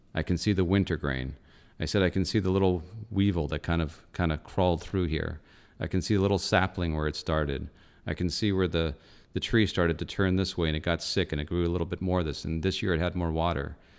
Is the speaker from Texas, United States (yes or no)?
no; Los Angeles, California, United States; I grew up in North Hollywood.